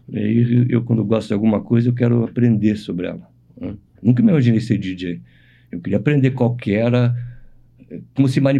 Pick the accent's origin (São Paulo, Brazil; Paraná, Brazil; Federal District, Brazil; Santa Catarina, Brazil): Paraná, Brazil; Curitiba; eu sou de Curitiba, nasci aqui.